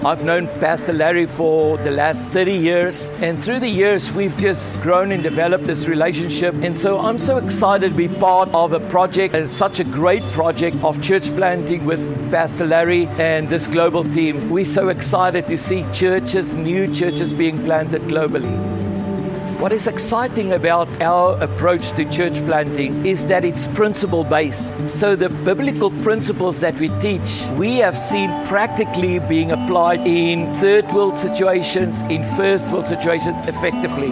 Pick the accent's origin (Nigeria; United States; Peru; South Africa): South Africa; now in Australia; was born and raised in South Africa, but a citizen of Australia nowadays.